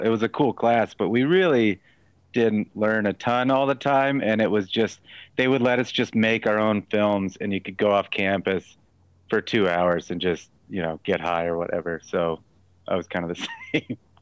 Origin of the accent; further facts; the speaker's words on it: Texas, United States; moved away; also born or lived in Los Angeles; I also am from Texas